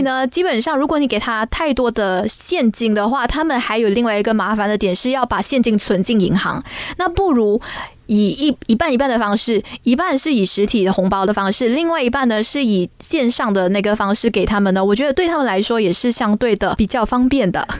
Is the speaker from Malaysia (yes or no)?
yes; Malaysia; 我们马来西亚人